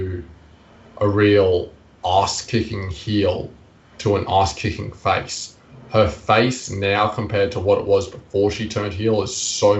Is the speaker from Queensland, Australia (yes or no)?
yes; Queensland, Australia; which not only is my home country, but it's also my home state